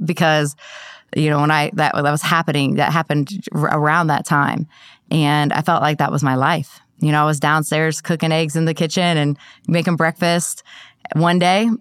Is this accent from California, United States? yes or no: no; Columbus, Ohio, United States; now in Columbia, United States; I'm, um, from Columbus, Ohio